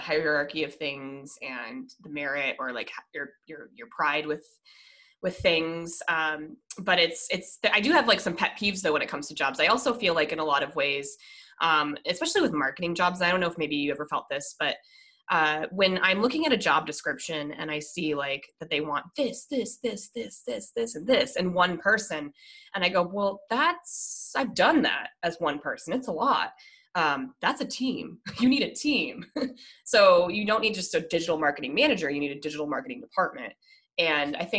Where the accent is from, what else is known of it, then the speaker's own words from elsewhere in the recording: Colorado, United States; I'm originally from Colorado